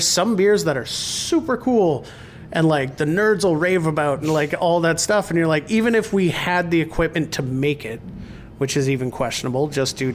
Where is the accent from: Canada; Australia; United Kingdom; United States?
Canada; Rossland, British Columbia; moved away; my hometown, which is Rosslyn, BC